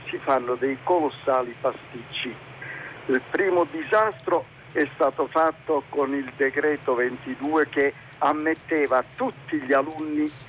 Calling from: Rome, Lazio, Italy; siamo da Roma sono uno dei dirigenti nazionali della Federazione Italiana per il superamento dell'handicap.

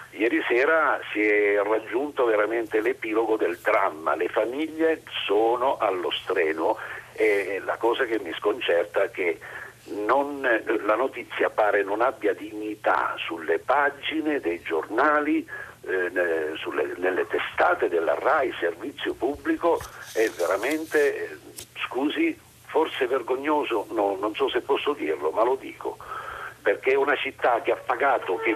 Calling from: Mazara del Vallo, Sicily, Italy; Buongiorno … siamo da Mazzara del Vallo.

